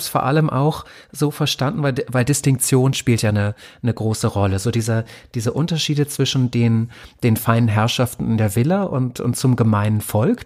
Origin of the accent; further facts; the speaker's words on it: Germany; ich wurde in der DDR geboren